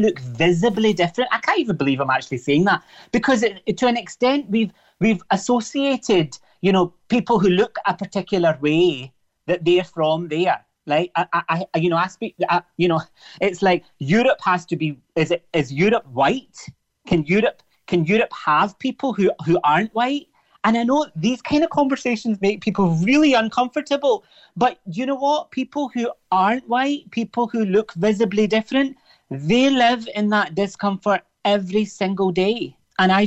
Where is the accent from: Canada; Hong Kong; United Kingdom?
United Kingdom; Glasgow, Scotland; moved away as an adult; also born or lived in Cork, Ireland; now in Ireland; I was born and raised in Glasgow